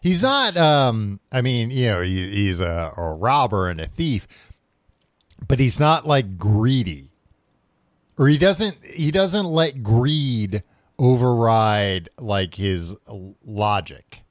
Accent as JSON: {"language": "English", "region": "New York", "country": "United States", "tie": "born or raised there", "said": "growing up in New York"}